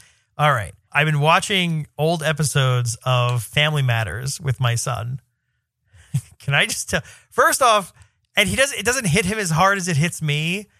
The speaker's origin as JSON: {"language": "English", "region": "New York", "country": "United States", "said": "But even as a New Yorker"}